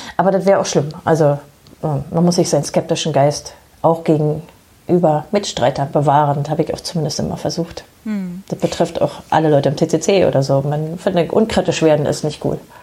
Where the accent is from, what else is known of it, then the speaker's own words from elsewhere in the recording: Germany; bei uns in Deutschland